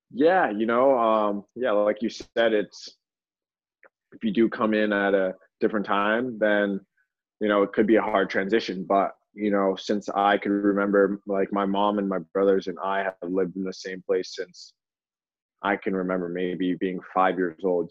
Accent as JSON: {"language": "English", "town": "Toronto", "region": "Ontario", "country": "Canada", "tie": "born or raised there", "also_born_or_lived": "Louisville, Kentucky", "moved": "yes", "lives_now": "Los Angeles, United States", "said": "I was in Toronto at the time, and um, yeah, I grew up in a very nice area"}